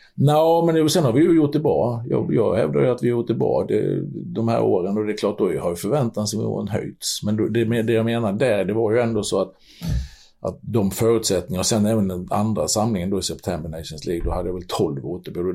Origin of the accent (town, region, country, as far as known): Sweden